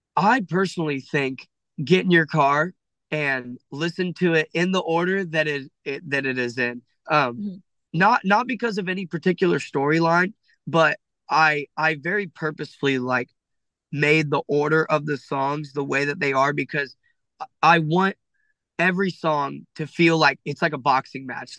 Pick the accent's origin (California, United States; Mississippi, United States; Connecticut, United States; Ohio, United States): Ohio, United States; I'm from Ohio